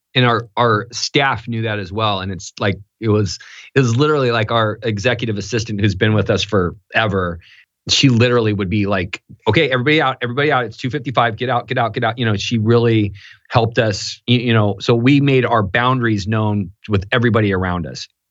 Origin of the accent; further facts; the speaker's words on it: Newport Beach, California, United States; I grew up in Newport Beach, California